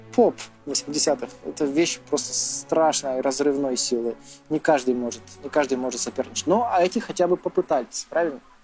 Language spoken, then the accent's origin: Russian; Verkhnyaya Pyshma, Sverdlovsk Oblast, Russia; я из Верхней Пушны